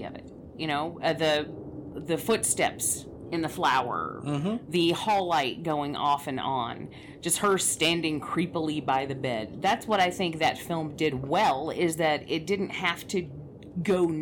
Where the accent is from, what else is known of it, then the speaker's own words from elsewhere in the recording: Atlanta, Georgia, United States; I grew up in Atlanta